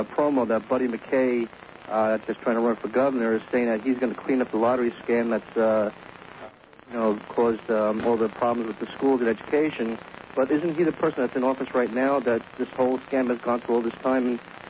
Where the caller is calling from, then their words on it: Margate, Florida, United States; I'm calling from Margate.